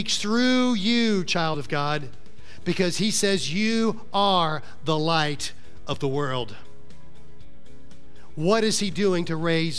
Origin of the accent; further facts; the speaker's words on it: Florida, United States; that guy from Florida